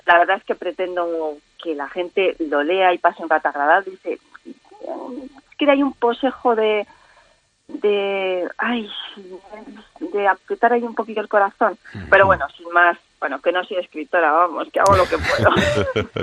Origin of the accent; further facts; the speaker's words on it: Cuenca, Castilla-La Mancha, Spain; el morteruelo de mi tierra